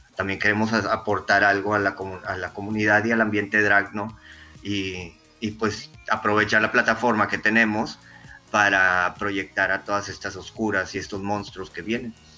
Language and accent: Spanish; Reynosa, Tamaulipas, Mexico; now in Monterrey, Mexico; Yo soy de Reynosa, Tamaulipas. Me vine a vivir aquí a Monterrey, ya tengo más de 20 años viviendo aquí en Monterrey.